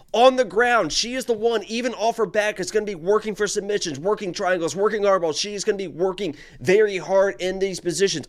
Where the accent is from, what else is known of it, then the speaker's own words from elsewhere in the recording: Indiana, United States; I'm from Indiana